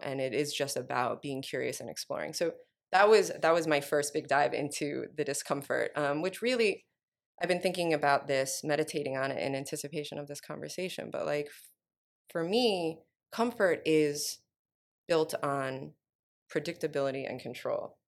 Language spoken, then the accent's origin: English; New York, United States; moved away as an adult; now in Oakland, United States; I'm from New York, um, born and raised